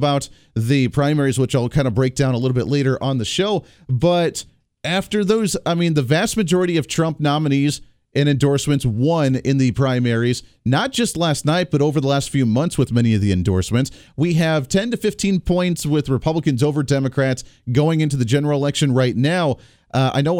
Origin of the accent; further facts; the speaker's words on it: Kansas, United States; here in Kansas, where my home state is